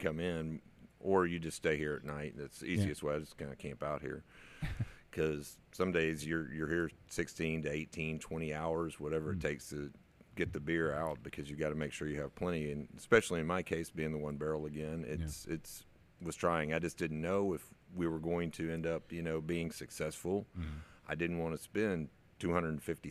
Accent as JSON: {"language": "English", "town": "Magnolia", "region": "Texas", "country": "United States", "tie": "born or raised there", "said": "I've lived out there for my whole life. I grew up in Magnolia"}